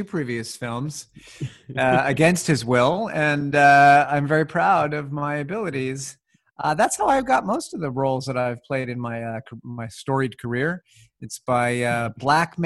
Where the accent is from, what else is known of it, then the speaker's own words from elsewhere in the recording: Winnipeg, Manitoba, Canada; I grew up in Winnipeg